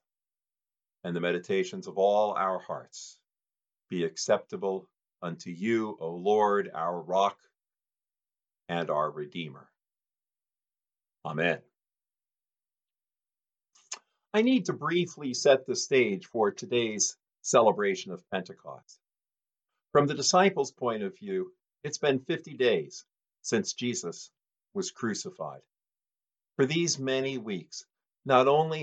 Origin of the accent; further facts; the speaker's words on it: Detroit, Michigan, United States; moved away; I was born in Detroit